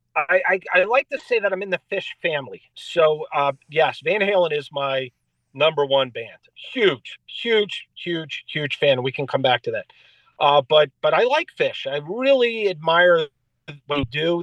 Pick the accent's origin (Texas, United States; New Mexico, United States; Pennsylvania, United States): Pennsylvania, United States; Philadelphia; I grew up in Philadelphia